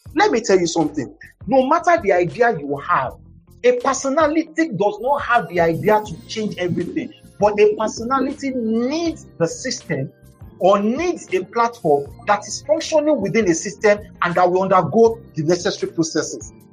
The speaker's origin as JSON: {"language": "English", "town": "Igbotako", "region": "Ondo", "country": "Nigeria", "also_born_or_lived": "Ibadan", "moved": "yes", "said": "I'm from Igbotako"}